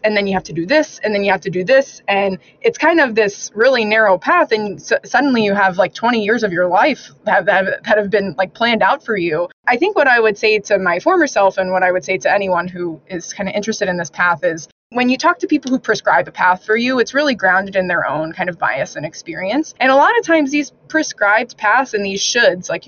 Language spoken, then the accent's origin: English; Arizona, United States; moved away; growing up in Arizona, that just wasn't part of our lexicon.